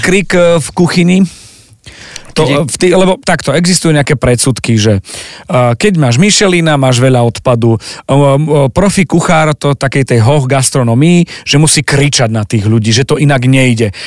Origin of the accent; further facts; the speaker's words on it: Zemplín, Slovakia; ako hovoríme my na Zemplíne